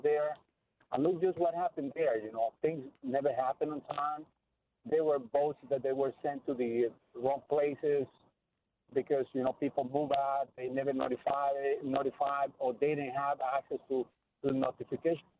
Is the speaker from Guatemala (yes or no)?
yes; Guatemala; moved away as an adult; I was born and raised in Guatemala